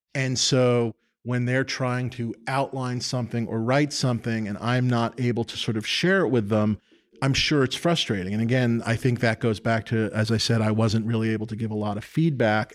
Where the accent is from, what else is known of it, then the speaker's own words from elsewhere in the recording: New York City, New York, United States; I grew up in New York City. I grew up on, uh, the Upper West Side, seventieth and West End